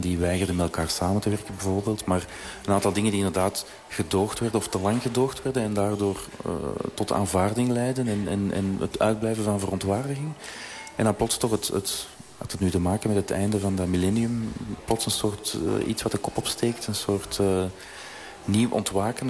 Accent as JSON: {"language": "Dutch", "country": "Belgium", "said": "we in België"}